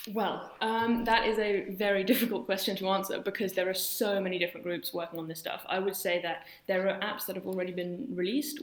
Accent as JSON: {"language": "English", "region": "London", "country": "United Kingdom", "tie": "born or raised there", "moved": "as an adult", "lives_now": "Berlin, Germany", "said": "So I grew up in London. My parents are German and moved there in the 80s."}